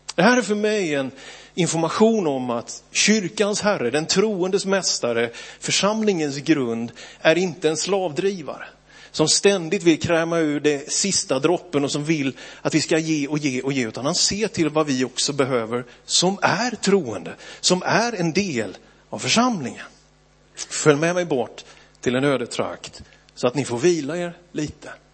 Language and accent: Swedish; Björkeby, Sweden; att växa upp i Philadelphia, Björkeby